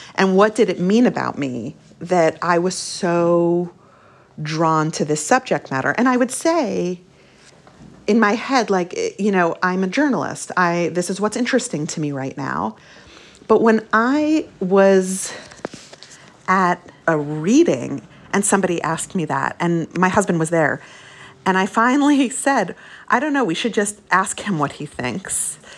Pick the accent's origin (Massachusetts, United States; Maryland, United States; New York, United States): New York, United States; Brooklyn; also born or lived in Long Island; When we moved to Brooklyn from Long Island, which is where we lived briefly while my parents were married